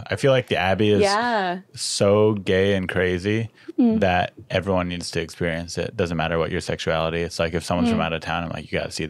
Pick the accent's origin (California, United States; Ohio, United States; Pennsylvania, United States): California, United States; San Diego; now in West Hollywood, United States; But I'm from San Diego